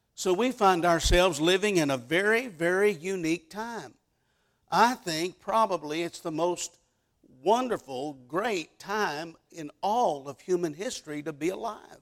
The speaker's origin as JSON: {"language": "English", "town": "Dallas", "region": "Texas", "country": "United States", "tie": "born or raised there", "moved": "as an adult", "lives_now": "West Virginia, United States", "said": "I was born and raised in the Dallas, Texas area"}